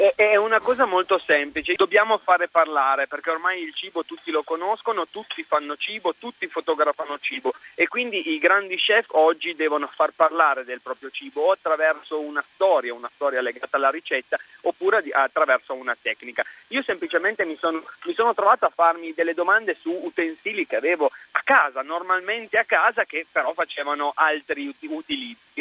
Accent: Langhe, Monferrato, Piedmont, Italy; dalle mie parti, quindi le Langhe, il Monferrato, c'è il tartufo e quindi da noi si usa tantissimo l'occhio di bue

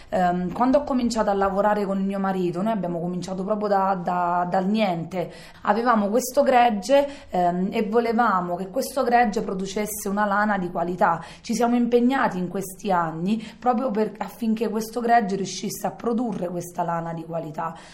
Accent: Bariciano, Abruzzo, Italy; Buonasera a tutti … vengo da Bariciano, un paese in provincia dell'Aquila

